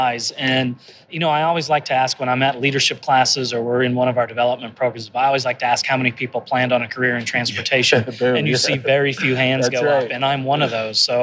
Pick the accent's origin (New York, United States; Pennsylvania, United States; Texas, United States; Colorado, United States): Colorado, United States; Denver; I'm the GM and CEO in my hometown of Denver